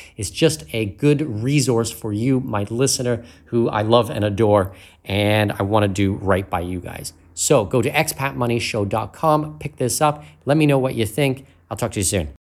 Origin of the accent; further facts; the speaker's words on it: Canada; moved away; I'm Canadian